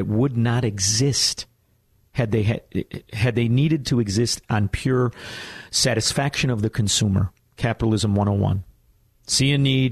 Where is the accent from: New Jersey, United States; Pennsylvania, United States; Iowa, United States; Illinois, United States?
Illinois, United States; Chicago; we're from Chicago.